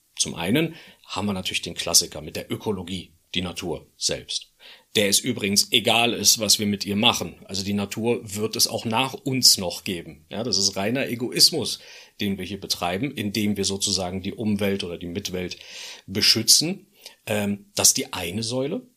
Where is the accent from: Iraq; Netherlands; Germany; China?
Germany; Berlin; als Berliner